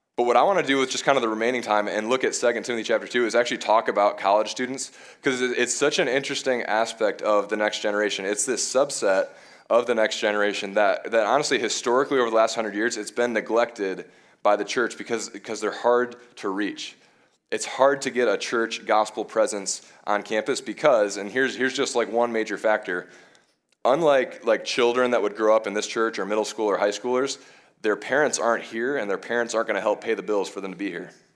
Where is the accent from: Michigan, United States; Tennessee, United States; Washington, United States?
Michigan, United States; moved away as an adult; also born or lived in Bowling Green, Ohio; now in Madison, United States; I'm originally from Michigan